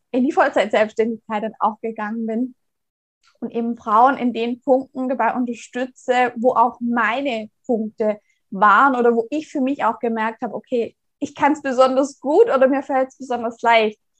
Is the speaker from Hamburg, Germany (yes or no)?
no; Baden-Württemberg, Germany; Ich komme gebürtig aus dem Raum Tübingen, also aus einem kleinen Ort in der Nähe